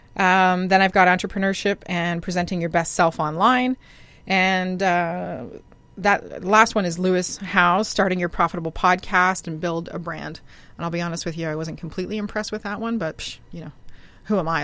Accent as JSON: {"language": "English", "country": "Canada", "said": "I'm a Canadian girl"}